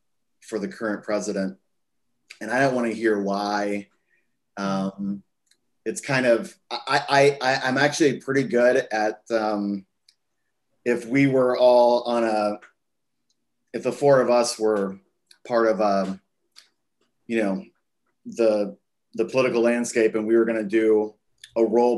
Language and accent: English; Texas, United States; I think I've probably been shaped mostly by growing up in Texas. And I think I think when you grow up in Texas, you have a very specific view of the United States.